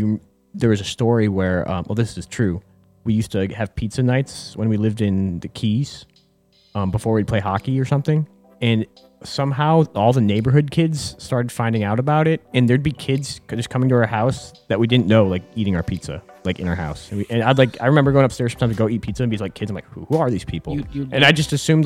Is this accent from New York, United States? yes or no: yes; Buffalo, New York, United States; We grew up in Buffalo, New York.